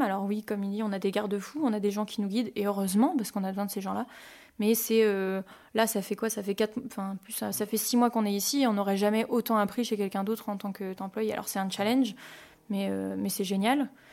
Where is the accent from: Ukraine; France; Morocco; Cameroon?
France; Poligny, Bourgogne-Franche-Comté; moved away as an adult; also born or lived in Canada; now in Emeringes, France; j'étais jurassienne, j'étais de Poligny, donc c'est la capitale euh, du comté